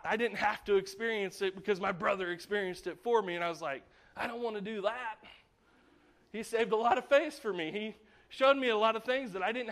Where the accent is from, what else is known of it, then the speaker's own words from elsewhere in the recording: United States; as an American